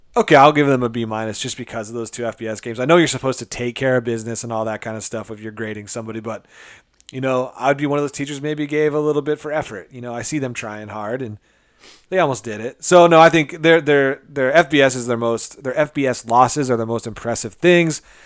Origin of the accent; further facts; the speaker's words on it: Montana, United States; I'm a lifelong, I mean, born and raised in Montana.